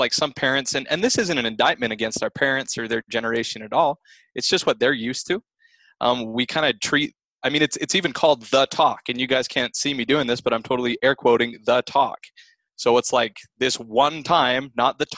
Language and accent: English; Salt Lake City, Utah, United States; I'm from Salt Lake City.